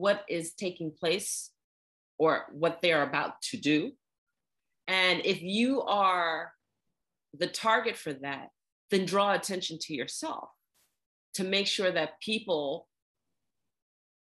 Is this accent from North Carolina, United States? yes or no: no; New York City, New York, United States; I grew up in New York City